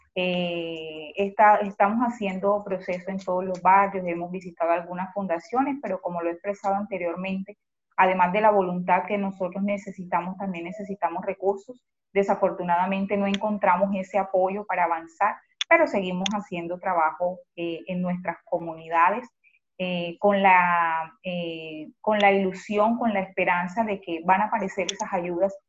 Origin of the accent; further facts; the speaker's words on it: Cartagena, Bolívar, Colombia; soy cartagenera, nacida en uno de los barrios populares de Cartagena, eh, el barrio popular de Ternera